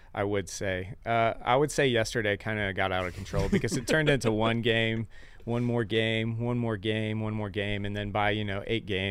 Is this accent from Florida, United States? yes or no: no; Cypress, Texas, United States; moved away as an adult; also born or lived in South Carolina; now in Temple, United States; I was originally from Houston